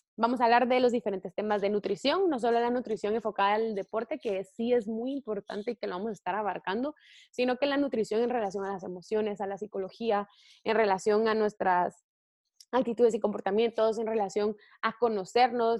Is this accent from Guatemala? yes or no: yes; Guatemala; yo soy de Guatemala